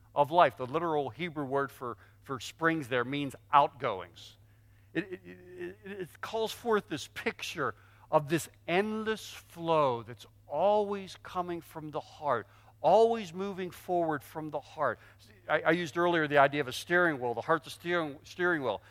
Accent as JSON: {"language": "English", "town": "Pittsburgh", "region": "Pennsylvania", "country": "United States", "tie": "born or raised there", "said": "I grew up in Pittsburgh."}